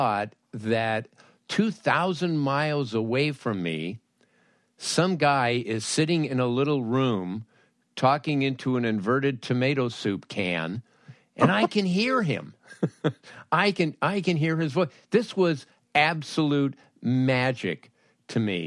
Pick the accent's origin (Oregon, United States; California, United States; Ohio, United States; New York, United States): California, United States; Los Angeles; as a kid growing up in Los Angeles